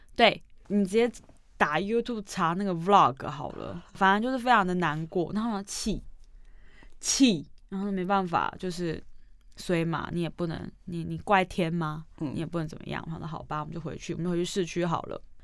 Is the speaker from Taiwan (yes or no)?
yes; Taiwan; 我们是海的子民啊，我们是嗯。台湾人嘛嗯，岛国啊